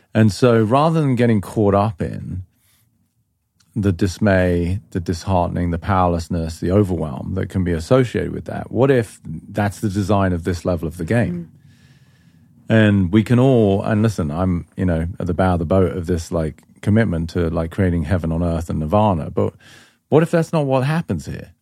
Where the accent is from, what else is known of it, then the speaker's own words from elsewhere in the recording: England, United Kingdom; moved away; I grew up in England.